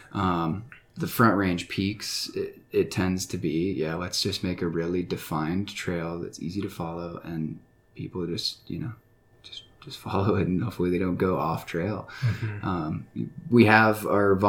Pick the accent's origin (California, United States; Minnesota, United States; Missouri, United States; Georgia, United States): Georgia, United States; Atlanta; moved away as an adult; now in Colorado, United States; I grew up in Atlanta, Georgia